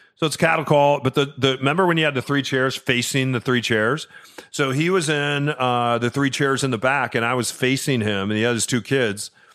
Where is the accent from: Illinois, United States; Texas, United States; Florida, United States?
Illinois, United States; growing up in Illinois, there was a huge farmer's field across the street